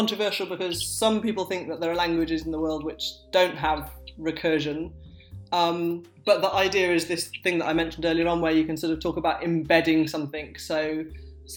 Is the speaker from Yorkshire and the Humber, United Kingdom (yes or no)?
yes; Sheffield, Yorkshire and the Humber, United Kingdom; I say path because I grew up in Sheffield, and that became how everyone around me spoke, with a ah